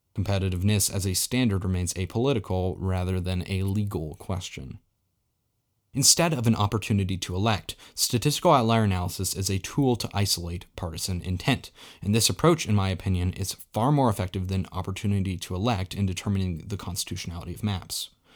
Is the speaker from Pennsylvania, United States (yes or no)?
no; Colorado, United States; Colorado, his and my home state